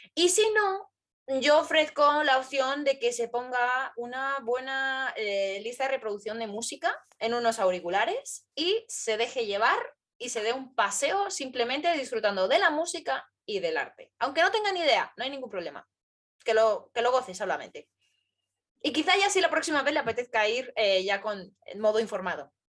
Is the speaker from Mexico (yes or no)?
no; Madrid, Community of Madrid, Spain; a los madrileños nos conocen como gatos